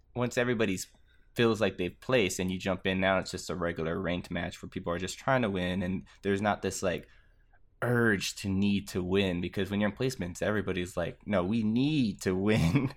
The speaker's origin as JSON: {"language": "English", "region": "Texas", "country": "United States", "said": "I'm from Texas"}